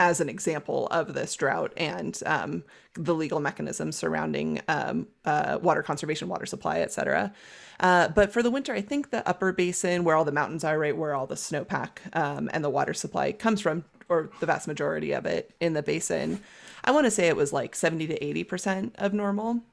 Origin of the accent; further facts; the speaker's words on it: California, United States; moved away as an adult; also born or lived in Pacific Northwest / Utah; now in Boulder, United States; growing up in California